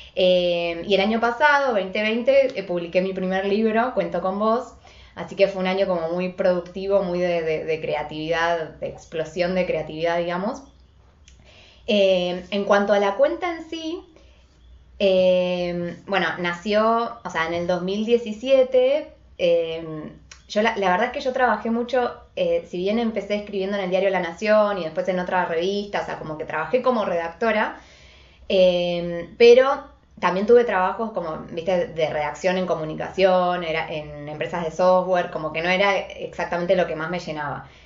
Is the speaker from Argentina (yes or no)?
yes; Buenos Aires, Argentina; soy de Buenos Aires, Argentina